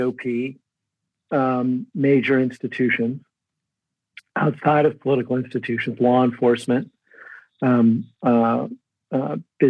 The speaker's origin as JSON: {"language": "English", "region": "Midwest", "country": "United States", "tie": "born or raised there", "moved": "yes", "said": "I grew up in the Midwest"}